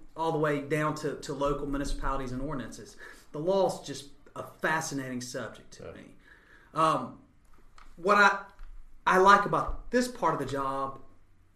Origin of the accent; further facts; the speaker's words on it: Clayton County, Georgia, United States; I'm from Georgia, one of the few natives that stayed in the area. I grew up in Clayton County